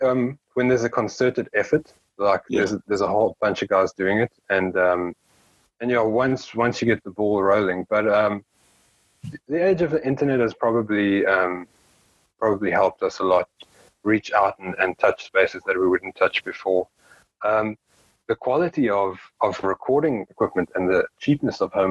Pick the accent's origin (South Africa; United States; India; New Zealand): South Africa; we're a South African band, but then we're also a South African band from one of the smaller towns